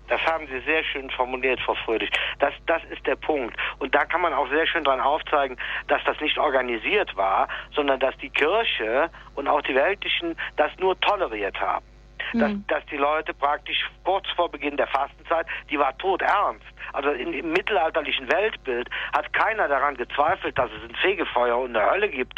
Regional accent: Rhineland, Germany; bei uns in, in dem Dorf, wo ich geboren bin

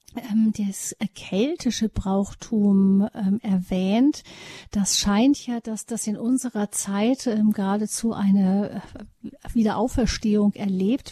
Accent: Rhineland, Germany; bei uns im Rheinland

